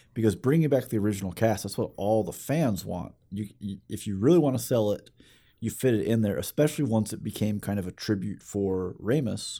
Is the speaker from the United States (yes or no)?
yes; Alabama, United States; we're from Alabama